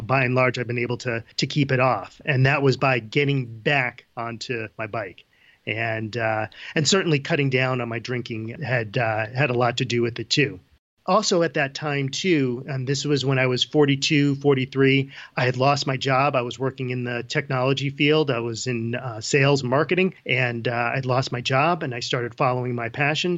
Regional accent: Ridgefield, Connecticut, United States; moved away as an adult; now in Boulder, Colorado, United States; I grew up in Ridgefield, Connecticut. I, uh, born and raised in Fairfield County, Connecticut

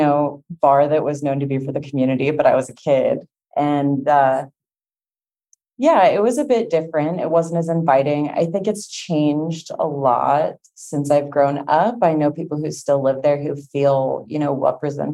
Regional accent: Western Slope, Colorado, United States; I am from Colorado on the Western Slope.

